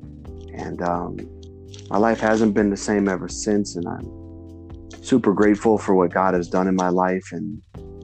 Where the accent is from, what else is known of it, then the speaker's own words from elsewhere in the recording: Arizona, United States; I was born and raised in Arizona, and I've lived here my whole life